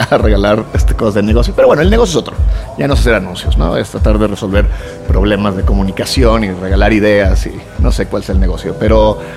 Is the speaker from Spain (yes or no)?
no; Venezuela; also born or lived in Mexico / Los Angeles; soy de Venezuela, pero te bajaba en México, yo he vivido en Los Ángeles.